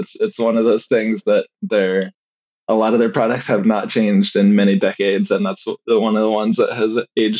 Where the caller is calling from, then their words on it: Eugene, Oregon, United States; I am in Eugene, Oregon right now.